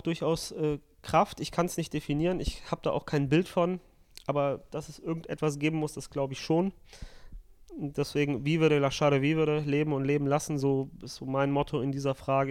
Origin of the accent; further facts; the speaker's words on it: Italy; als äh, Italiener so ist, einfach qua Geburt sozusagen